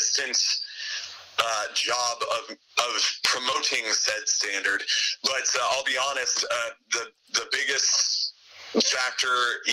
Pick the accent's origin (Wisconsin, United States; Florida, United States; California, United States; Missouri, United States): California, United States; Southern; I grew up in Southern California